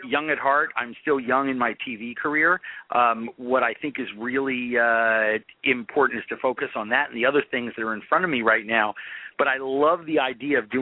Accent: New York City, New York, United States; police commissioner of New York City, at a very tumultuous time in my hometown's history

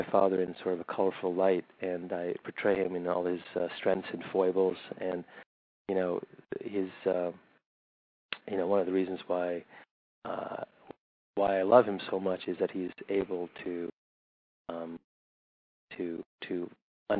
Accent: Riverside, California, United States; also born or lived in New Delhi, India / London, United Kingdom / Lexington, Kentucky / Berkeley, California; I grew up in Riverside, which is a suburb in Southern California

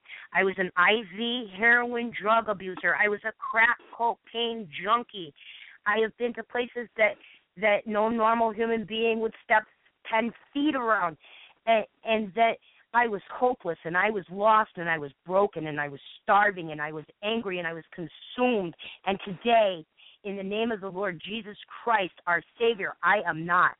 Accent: Ireland; And so, I'm Irish and long-winded, and I've proven it.

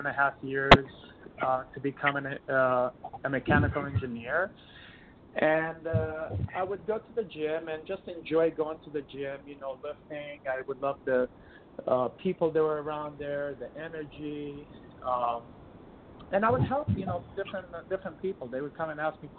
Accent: Romania; first language Romanian; English is a second language; moved away as an adult; also born or lived in eastern United States; now in California, United States; I'm from Romania.

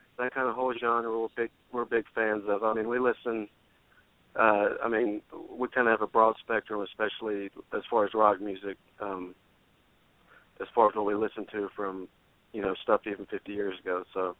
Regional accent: Greensboro, North Carolina, United States; now in Nashville, United States; Yeah, we're just we're identical twins from Greensboro, North Carolina, and we both kind of started really getting into music and writing music kind of in our teenage years.

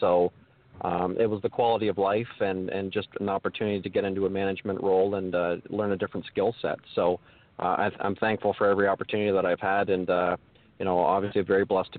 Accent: London, Ontario, Canada; Growing up, I grew up in the London area

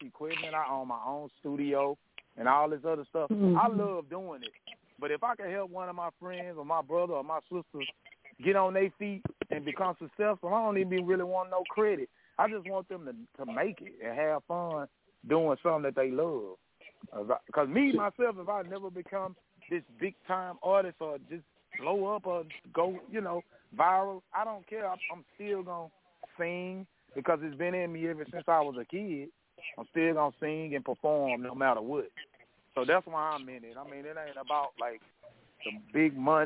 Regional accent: Shreveport, Louisiana, United States

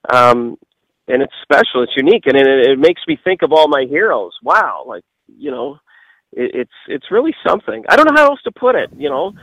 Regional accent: Nova Scotia, Canada; my hometown and small parts of Nova Scotia

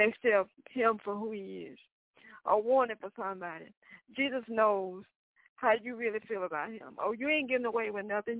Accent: the South, United States; I'm from the South.

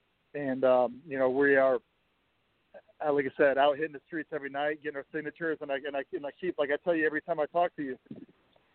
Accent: Fort Wayne, Indiana, United States; two guys from Fort Wayne, Indiana

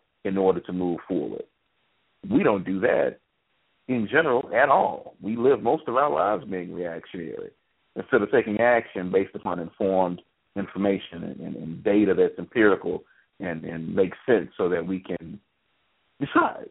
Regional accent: United States; as an American

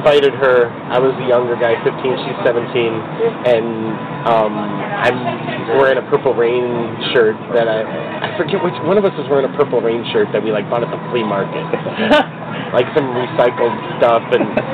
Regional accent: Chicago, Illinois, United States; I'm from White Scout, Chicago

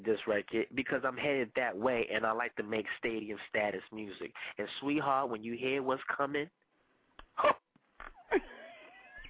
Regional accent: Panama; first language Spanish; English is a second language; because I am Panamanian. Soy Panameño. That is my first language

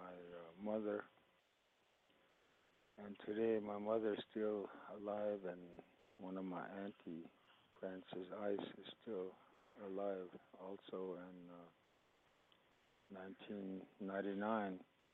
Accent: Wounded Knee, South Dakota, United States; English is a second language; I grew up here in Wounded Knee, and my mother, my father, grandparents all resided here. And the time I was growing up, nobody spoke English in our family

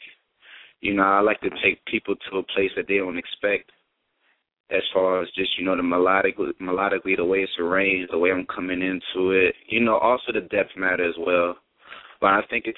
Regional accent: Palm Beach, Florida, United States; now in Miami, United States; I'm originally from Palm Beach

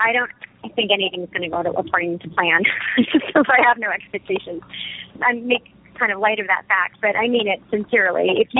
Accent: New York City, New York, United States; not just as a, you know, American, but as a female, as a single person, you know, as a New Yorker, as everything I am and stand for. I certainly first and foremost as an American

